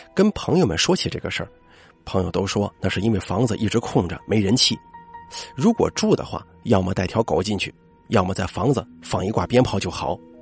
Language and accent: Chinese; Shandong, China; 我们山东这边好像是，呃，有这么个习俗啊